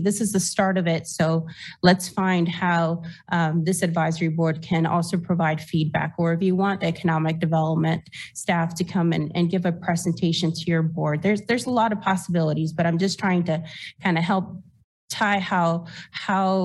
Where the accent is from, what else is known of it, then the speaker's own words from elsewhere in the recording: Costa Rica; moved away as an adult; now in Lawrence, United States; I was born and raised in Costa Rica